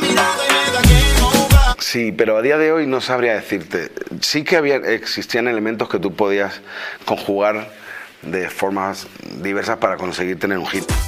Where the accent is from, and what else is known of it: Spain